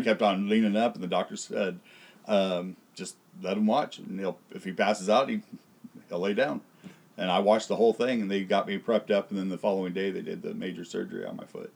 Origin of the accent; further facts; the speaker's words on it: Tulare County, California, United States; I was born here in Tulare County